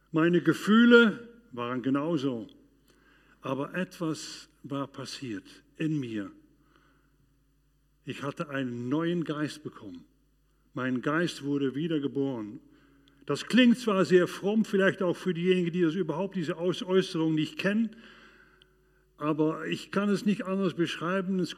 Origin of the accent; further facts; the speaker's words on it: Arnhem, Gelderland, Netherlands; in dieser Zeit, das verging ungefähr zwei Jahre in meiner Heimat Arnheim in den Niederlanden, aber auch weiter draußen